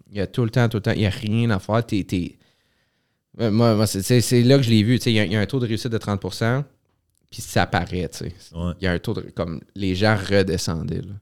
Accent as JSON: {"language": "French", "town": "Gatineau", "region": "Quebec", "country": "Canada", "accent": "Gatineau", "said": "c'est pas notre accent de Gatineau, ça."}